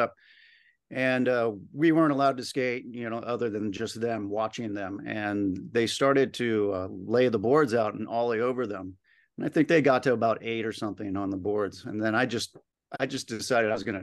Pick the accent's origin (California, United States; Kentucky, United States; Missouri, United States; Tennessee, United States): California, United States; Isla Vista; I grew up in Isla Vista